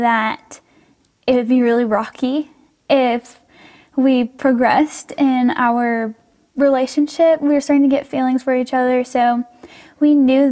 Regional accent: Oak Ridge, Tennessee, United States; also born or lived in Knoxville, Tennessee; I was born in Knoxville, Tennessee, and raised in Oak Ridge, Tennessee

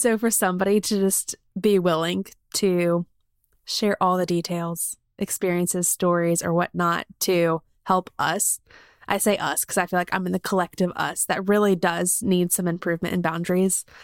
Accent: South Carolina, United States; now in Birmingham, United States; I grew up in South Carolina

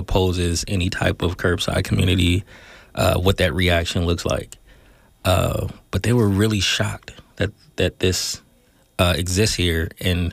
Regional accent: Oakland, California, United States; Born and raised in the Deep myself.

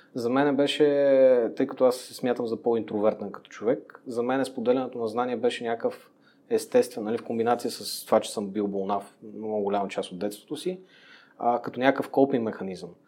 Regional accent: Montana, Montana Province, Bulgaria; moved away as an adult; also born or lived in Gabrovo; now in Sofia, Bulgaria; отраснал съм в Монтана, роден съм в София, отраснал съм в Монтана, учил съм в Габрово и сега се върнах нали, в София.

